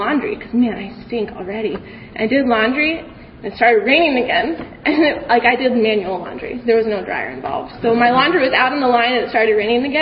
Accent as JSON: {"language": "English", "region": "Kansas", "country": "United States", "said": "I'm from Kansas"}